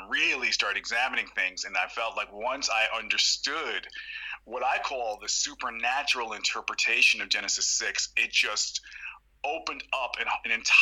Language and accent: English; New York City, New York, United States; I was born in New York City in the Bronx, New York